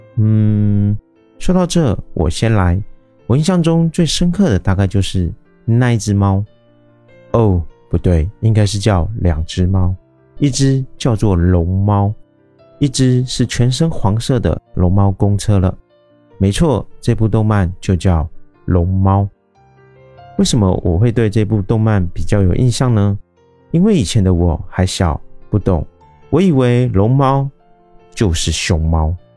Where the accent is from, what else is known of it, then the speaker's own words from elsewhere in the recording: Taiwan; 我是一位来自台湾喜欢旅行与这个爱交朋友的